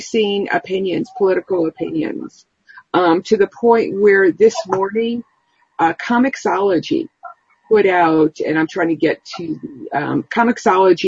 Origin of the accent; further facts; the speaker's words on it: United States; Our country, the United States